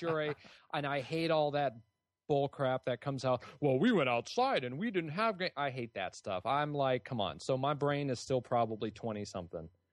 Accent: California, United States; I grew up in California

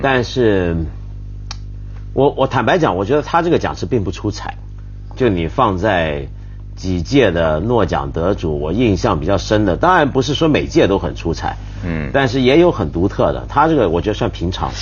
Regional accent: China; 我们中国人自己常说

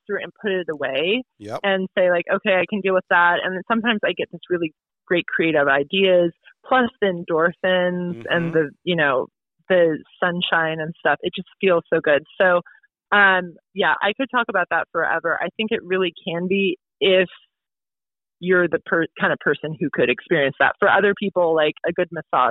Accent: Portland, Oregon, United States; moved away as an adult; now in New Hampshire, United States; Out in Oregon, I grew up in Portland

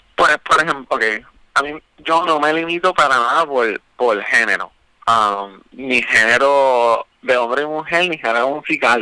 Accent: Caguas, Puerto Rico; moved away as an adult; also born or lived in San Juan; soy originalmente de, de Cagua, especialmente Bairoa, que de ahí pues sale mucho de la inspiración detrás de Bairópolis. Yo um, soy cagüeñe

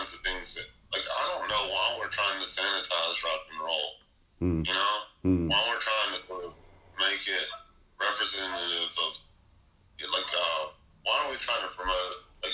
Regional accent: North Mississippi, United States; moved away; also born or lived in Memphis, Tennessee; I grew up with in North Mississippi

